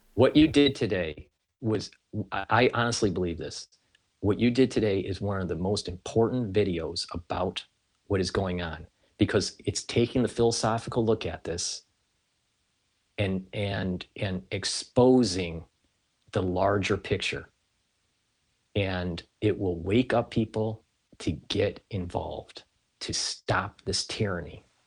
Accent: United States; being an American

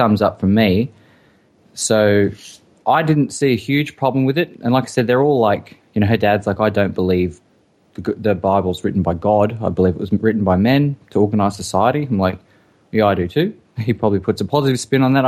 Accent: Australia; we grew up in Australia

